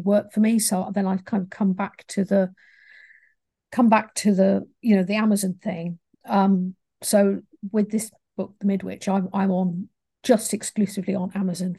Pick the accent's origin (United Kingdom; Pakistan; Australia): United Kingdom; England; I'm English